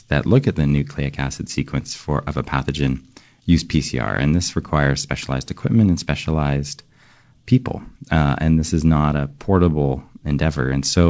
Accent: Western Canada, Canada; I grew up in Western Canada, and where I think there are two main influences.

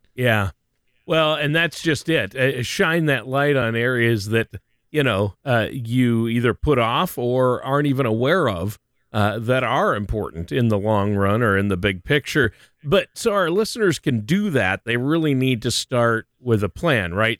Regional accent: Minnesota, United States; I'm from Minnesota

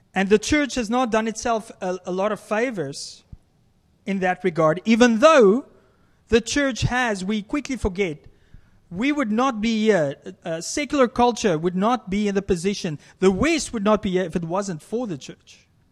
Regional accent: South Africa; moved away; as a South African, I love to barbecue or braai as we, we call it

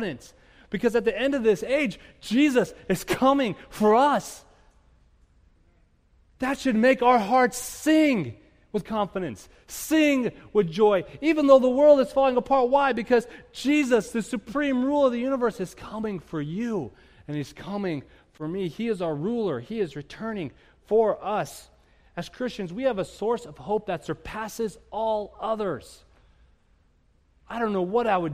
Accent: United States; I'm an American

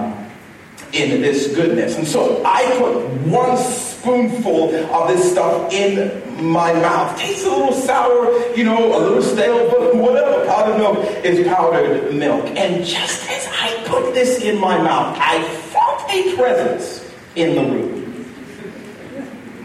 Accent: Zambia; my brother and I, growing up in Zambia, we had a number of rituals.

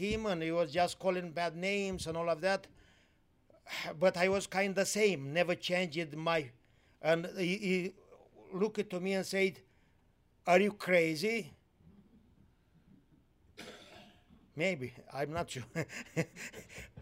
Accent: Moldova, Moldavia, Romania; moved away as an adult; also born or lived in Timișoara, Romania / Austria; I was born in Romania, lived in Romania under the communist times

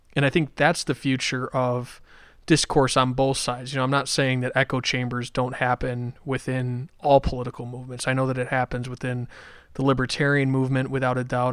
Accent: Buffalo, New York, United States; I'm from Buffalo

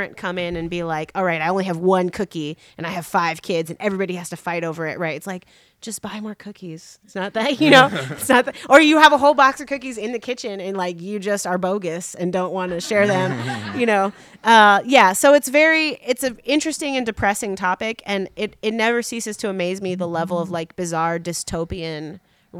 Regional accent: Chicago, Illinois, United States; I'm a Chicagoan

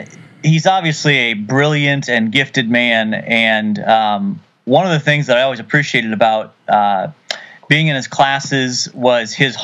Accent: Ohio, United States; I grew up in Ohio.

